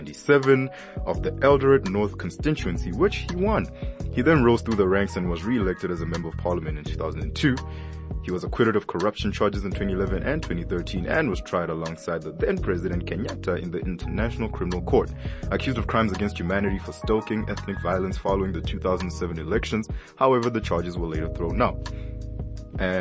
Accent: Limpopo, South Africa; I'm from Limpopo

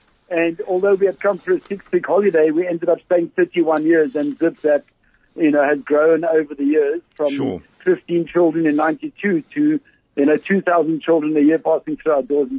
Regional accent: Cape Town, Western Cape, South Africa; moved away as an adult; my hometown, Cape Town.

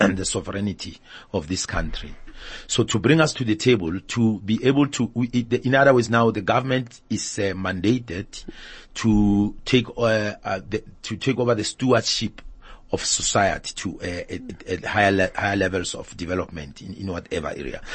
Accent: South Africa; We don't have that in South Africa

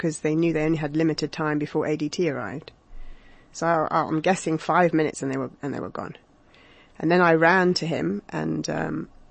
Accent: London, United Kingdom; moved away as an adult; now in South Africa; I came to this country in 2004 from London, as you might be able to tell from my accent.

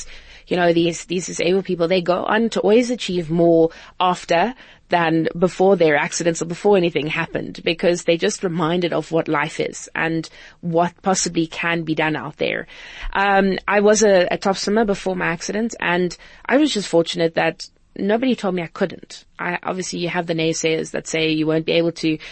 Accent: Cape Town, Western Cape, South Africa; it's home. It's where I grew up.

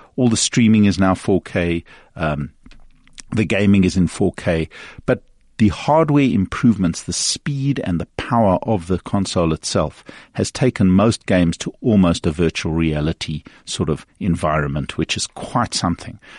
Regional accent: South Africa; a South African media

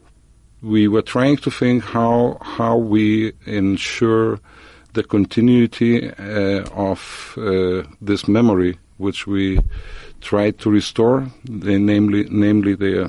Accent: Vilnius, Vilnius County, Lithuania; moved away as an adult; now in Israel; I've been born in Vilnius in 1962. I moved to Israel in 1990.

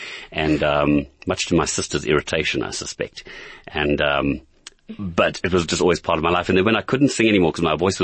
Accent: Johannesburg, Gauteng, South Africa; I grew up in Emerentia in Johannesburg, and in the 60s and 70s, a long time ago

